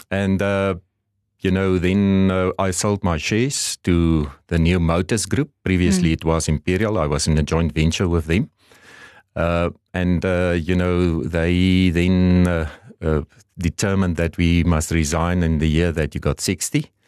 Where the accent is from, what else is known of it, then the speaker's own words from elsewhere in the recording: southern Namibia, Namibia; also born or lived in Stellenbosch, South Africa; I grew up, uh, you know, in southern Namibia. I was born and bred in Namibia